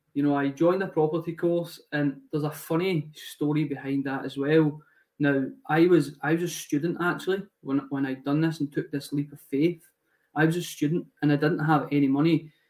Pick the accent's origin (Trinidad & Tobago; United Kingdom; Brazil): United Kingdom; Glasgow, Scotland; moved away; I am 26 at the moment, and I'm from Glasgow